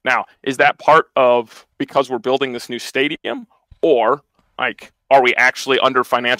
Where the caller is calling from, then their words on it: South Dakota, United States; South Dakota.